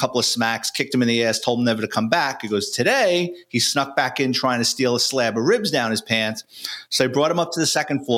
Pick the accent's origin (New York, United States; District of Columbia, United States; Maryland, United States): New York, United States; New York City; growing up in the Bronx and New York City